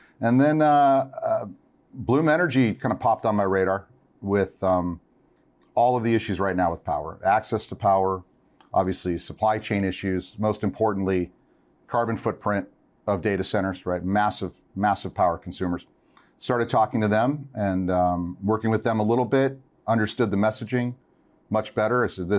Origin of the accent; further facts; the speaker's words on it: California, United States; So I'm a California boy, born and bred.